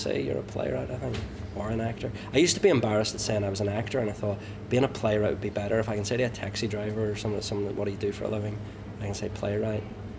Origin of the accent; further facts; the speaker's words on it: Ulster, Northern Ireland, United Kingdom; moved away as an adult; also born or lived in London; I like many Ulster Protestants, you then abandon your British identity and embrace being Irish